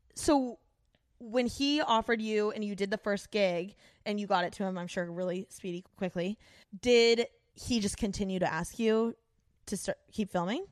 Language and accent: English; Midwest, United States; moved away; I'm from the Midwest